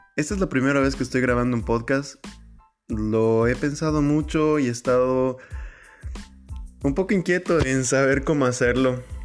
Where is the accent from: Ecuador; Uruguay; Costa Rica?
Ecuador; moved away as an adult; yo soy ecuatoriano, eh, estoy en este momento fuera de mi país